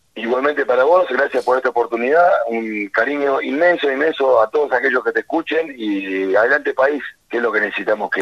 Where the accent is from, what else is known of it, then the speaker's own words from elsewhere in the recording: Azul, Buenos Aires Province, Argentina; now in San Luis, Argentina; vengo nacido y criado en la cuenca del Salado